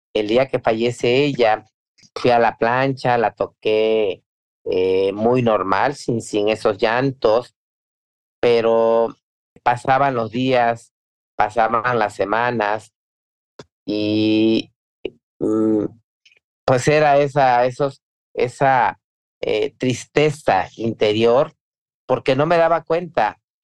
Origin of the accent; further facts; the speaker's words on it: Veracruz, Mexico; Soy, soy veracruzana